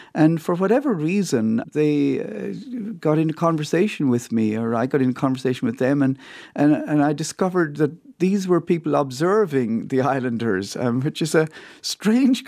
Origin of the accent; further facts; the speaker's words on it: County Clare, Munster, Ireland; moved away as an adult; also born or lived in Roscrea, Ireland; now in Montreal, Canada; I grew up uh, in County Clare